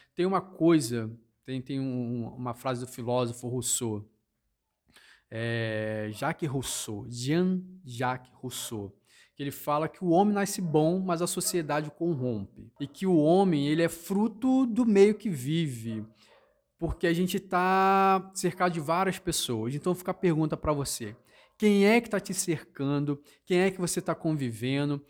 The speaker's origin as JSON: {"language": "Portuguese", "region": "Rio de Janeiro", "country": "Brazil", "tie": "born or raised there", "moved": "yes", "lives_now": "Londrina, Brazil", "said": "eu sou natural do Rio de Janeiro e vim morar no sul de Londrina"}